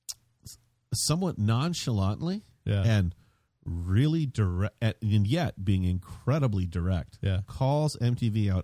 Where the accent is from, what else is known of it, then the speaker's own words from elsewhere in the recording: Midwest, United States; growing up in the Midwest